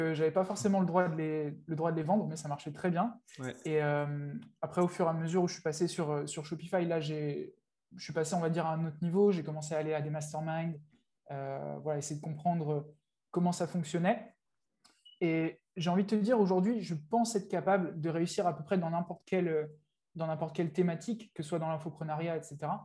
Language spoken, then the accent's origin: French; France; moved away as an adult; also born or lived in England; now in Thailand; je vis en Thaïlande aujourd'hui. j'ai vécu 4 ans en Angleterre avant, donc ça fait un petit moment que j'ai quitté, j'ai quitté la France.